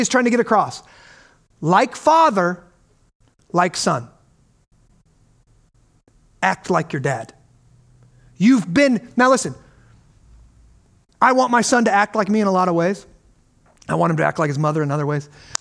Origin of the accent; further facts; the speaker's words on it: United States; we grew up in America